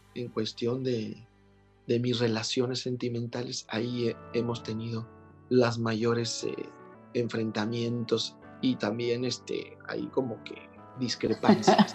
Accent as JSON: {"language": "Spanish", "country": "Mexico", "said": "somos los mexicanos"}